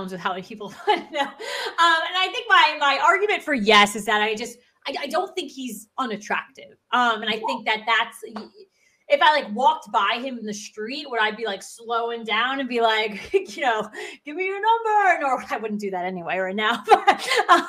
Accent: New Jersey, United States; we're from New Jersey.

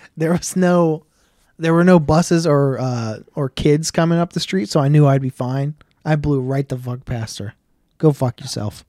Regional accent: Delaware, United States; I grew up in Willow Run.

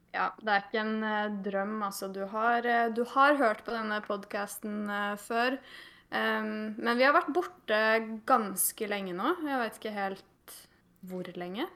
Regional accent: Eidsvoll, Akershus, Norway; moved away as an adult; now in Tromsø, Norway; Jeg er fra Eidsvoll

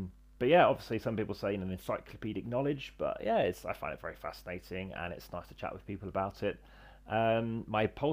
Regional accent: England, United Kingdom; I'm from England.

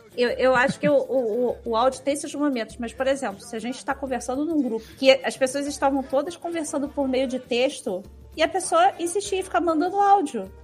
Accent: Rio de Janeiro, Brazil; accent: carioca; é o nosso sotaque

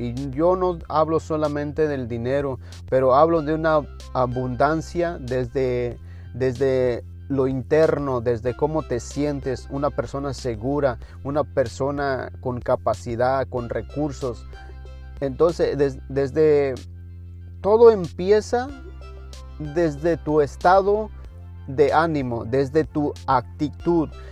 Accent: Mexico; en mi país, en México

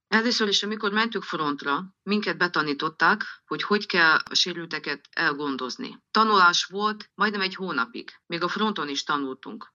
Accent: Transcarpathia, Zakarpattia Oblast, Ukraine; Itthon vagyok, Kárpátalján, mert idevalósi vagyok

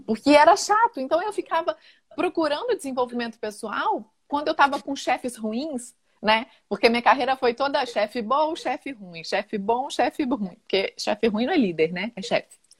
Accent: interior of Minas Gerais, Brazil; moved away; also born or lived in Rio de Janeiro; eu sou do interior de Minas e tinha ido para o Rio

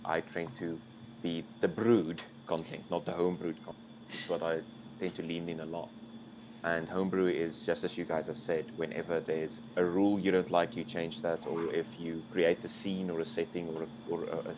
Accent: Bloemfontein, Free State, South Africa; I'm from Bloemfontein

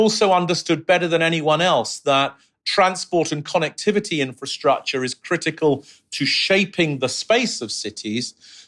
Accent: London, United Kingdom; also born or lived in Mexico City / New York City; I grew up in London in the sixties and the seventies and the eighties.

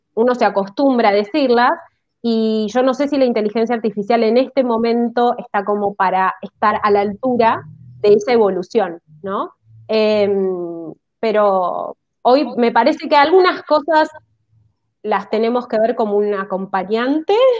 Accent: Argentina; como argentinos

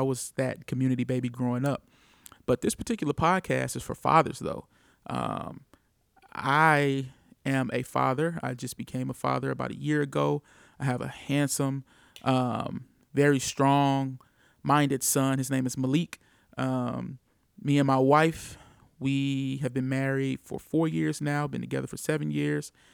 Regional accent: St. Louis, Missouri, United States; I am from Saint Louis, Missouri, born and raised

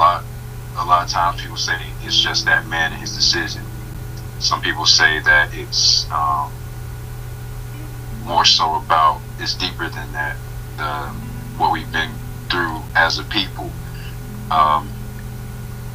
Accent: Gadsden, Alabama, United States; now in Atlanta, United States; I've seen my dad every single day before I moved from Gaston, Alabama to Atlanta, Georgia

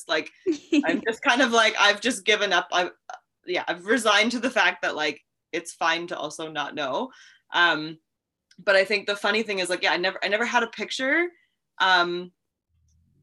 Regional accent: Milbank, South Dakota, United States; I grew up, born and raised in Milbank in a house that my dad built himself

